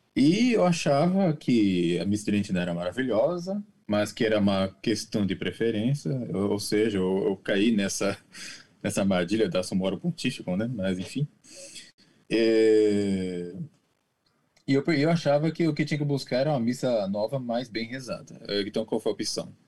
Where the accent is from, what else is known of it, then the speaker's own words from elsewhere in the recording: Brazil; now in Japan; eu sou brasileiro, apesar de morar no Japão